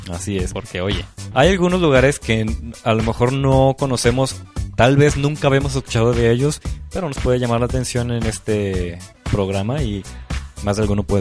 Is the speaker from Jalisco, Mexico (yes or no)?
yes; Los Altos de Jalisco, Mexico; somos salteños y no conocer nuestra región, hoy es pecado.